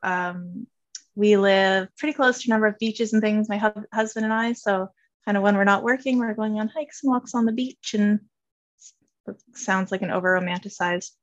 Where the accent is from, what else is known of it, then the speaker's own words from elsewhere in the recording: Vancouver Island, British Columbia, Canada; moved away as an adult; also born or lived in East Coast of Canada; now in Nova Scotia, Canada; I am from Vancouver Island, BC. That's where I grew up.